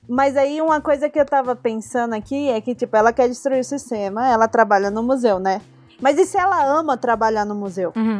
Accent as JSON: {"language": "Portuguese", "town": "Brasília", "region": "Federal District", "country": "Brazil", "said": "eu também sou de Brasília"}